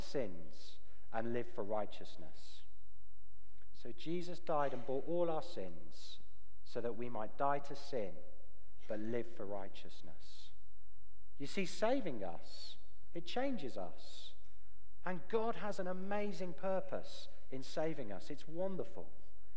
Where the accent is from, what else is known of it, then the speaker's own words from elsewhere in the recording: United Kingdom; moved away; As a Brit